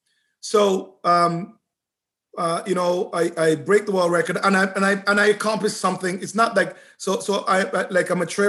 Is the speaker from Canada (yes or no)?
yes; Canada; I love being Canadian, but I'm going to lay it down.